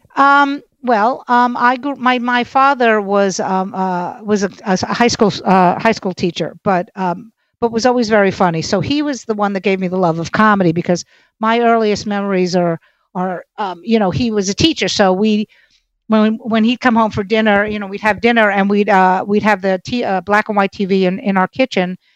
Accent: New York City, New York, United States; I'm from Brooklyn, so the F word is an adjective

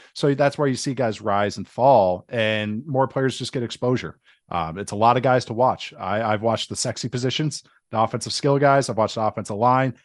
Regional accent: St. Louis Park, Minnesota, United States; moved away as an adult; now in Las Vegas, United States

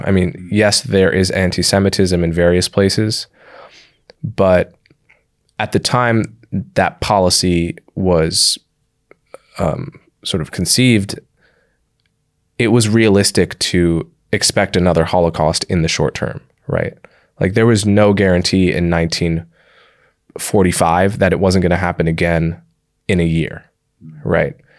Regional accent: Livingston, New Jersey, United States; I grew up in and around New York City

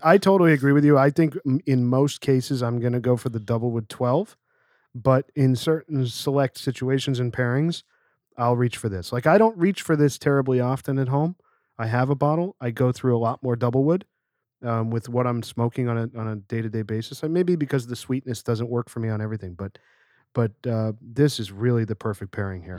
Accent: Pennsylvania, United States; I grew up in Pennsylvania

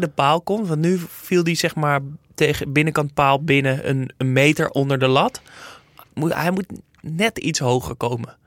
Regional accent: Netherlands; als Nederlander

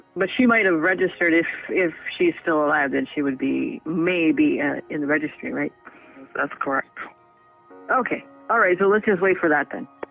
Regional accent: Canada; also born or lived in North Bay, Ontario; I'm from Canada.

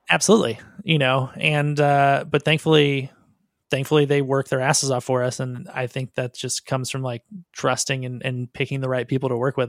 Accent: Southern California, United States; I'm from Southern California, and so it was easy to move to Hollywood

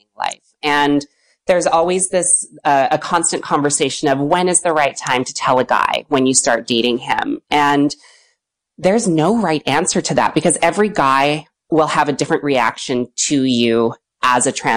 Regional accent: West Vancouver, British Columbia, Canada; I grew up in West Van.

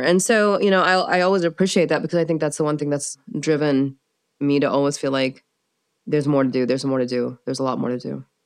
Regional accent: United States; also born or lived in Pakistan / Maryland / Kansas; So I was raised in the United States

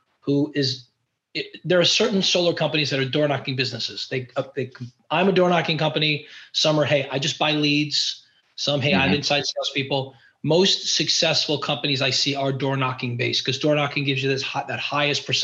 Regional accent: New York, United States; I'm from New York

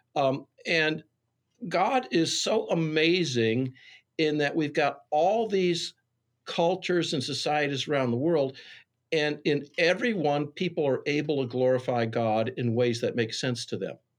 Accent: Wheaton, Illinois, United States; a greasy spoon in my hometown, Wheaton, called Smokehouse

